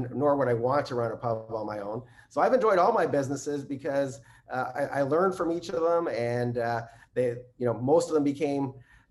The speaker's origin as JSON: {"language": "English", "country": "Canada", "said": "I'm Canadian"}